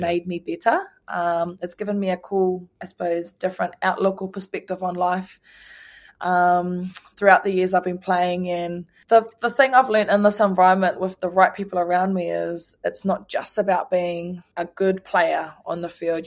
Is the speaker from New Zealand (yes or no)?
yes; Ruatoki, Bay of Plenty, New Zealand; my hometown, Ruatake